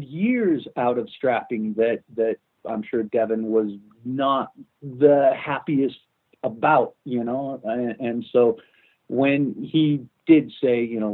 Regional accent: Los Angeles, California, United States; moved away as an adult; also born or lived in Vancouver, Canada; as an American, and as an American who essentially, you know, who grew up in Los Angeles

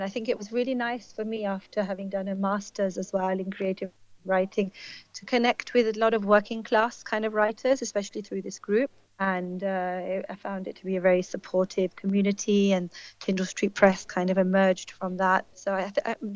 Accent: London, United Kingdom; moved away as an adult; also born or lived in India; now in Birmingham, United Kingdom; I grew up in a place called Plumstead in southeast London

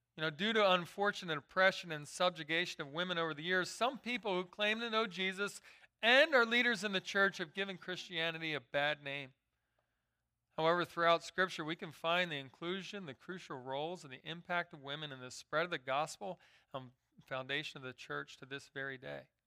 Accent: Philadelphia, Pennsylvania, United States; I grew up in Philadelphia

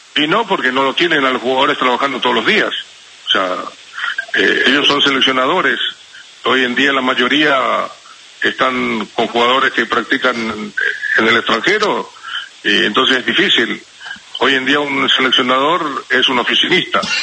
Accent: Paraguay; acá en mi país

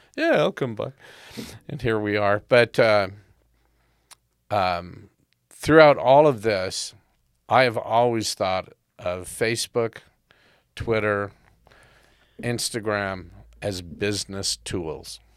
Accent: United States; now in Canada; I'm an American by birth, but, uh, Canadian by choice

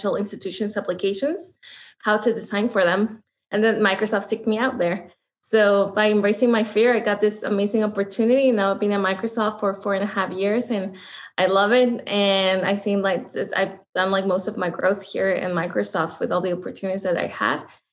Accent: Mexico; moved away; I am actually from Mexico. I was born and raised in Mexico and I actually grew up in the border.

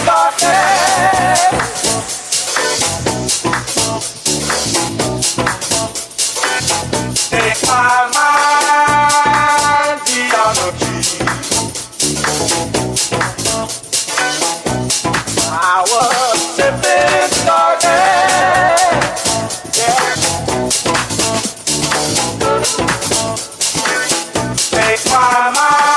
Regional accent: Slovenia; first language Slovenian; English is a second language; my native language, Slovenian

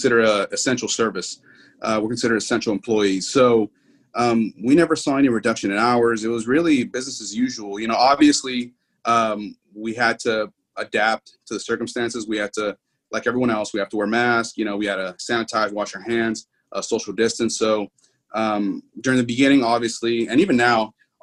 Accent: Houston, Texas, United States; also born or lived in Pearland, Texas; born and raised in Houston, Texas

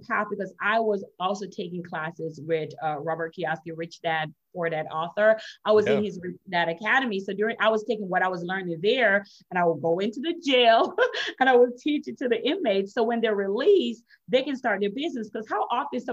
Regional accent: Jamaica; accent: Jamaican; now in Florida, United States; I'm originally from Jamaica. I'm Jamaican and Chinese

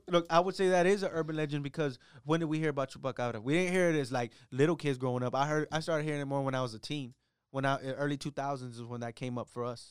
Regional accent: Mission, Texas, United States; I grew up over in Mission

